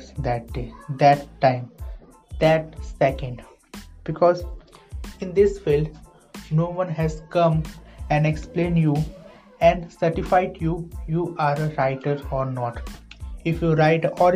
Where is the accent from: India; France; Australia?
India; I'm an Indian writer and author